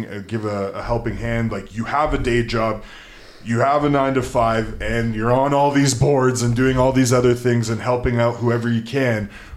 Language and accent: English; Edmonton, Alberta, Canada; moved away as an adult; also born or lived in Lloydminster; now in Fort St. John, Canada; Like, I'm born and raised in Edmonton, but I've been working in small towns for the past 10 years now. Like, previous to Fort St. John, I was in Lloydminster, which is very comparable.